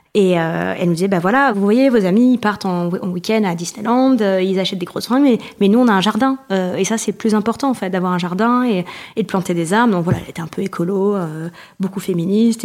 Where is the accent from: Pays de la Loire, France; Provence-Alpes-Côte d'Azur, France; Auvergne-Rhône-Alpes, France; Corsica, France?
Provence-Alpes-Côte d'Azur, France; now in Paris, France; j'habite à Paris, euh, mais je viens de Provence